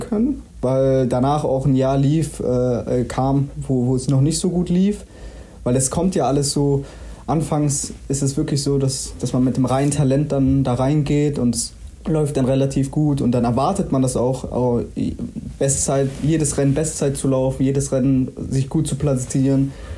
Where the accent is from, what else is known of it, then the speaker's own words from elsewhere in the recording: Willich, North Rhine-Westphalia, Germany; also born or lived in Mönchengladbach; now in Dortmund, Germany; ich bin ja in Gladbach geboren, bin hier in Willig aufgewachsen.